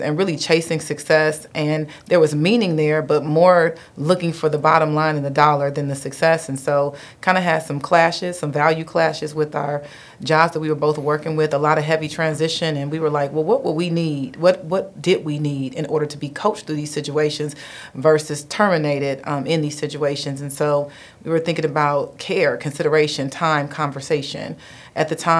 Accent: Dayton, Ohio, United States; also born or lived in Detroit / Alabama; I am actually from Dayton. So born and raised in Dayton

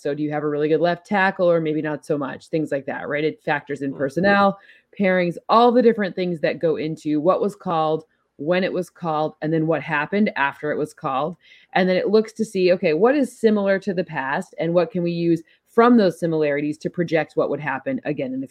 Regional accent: East Lansing, Michigan, United States; I am from East Lansing, Michigan

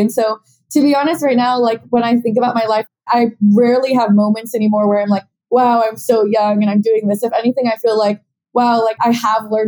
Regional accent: Portland, Oregon, United States; now in New York City, United States; I actually grew up in Portland, Oregon

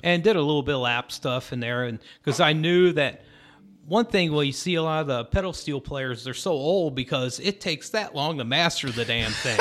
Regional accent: Lamar, Colorado, United States; moved away as an adult; also born or lived in Syracuse, New York / Austin, Texas; we get dropped in the middle of nowhere, Southeast Colorado. And, uh, it's a little town, it was called Lamar. Great place to have grown up

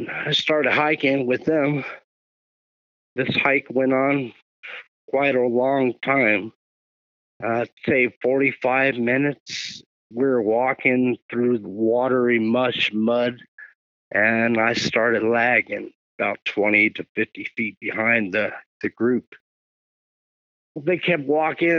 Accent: Los Angeles, California, United States; I was born and raised in South L.A., in Carson, Long Beach, Wilmington, San Pedro, Compton area.

